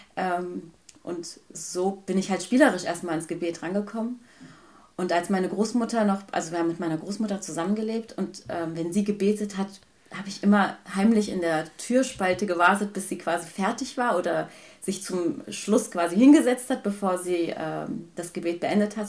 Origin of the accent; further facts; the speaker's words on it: Germany; ich bin in Deutschland geboren, in Deutschland aufgewachsen und als älteste von fünf Geschwistern